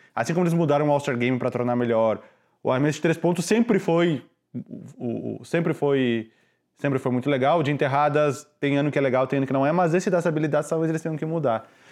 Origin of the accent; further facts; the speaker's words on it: Brazil; now in Chicago, United States; eu sou do Brasil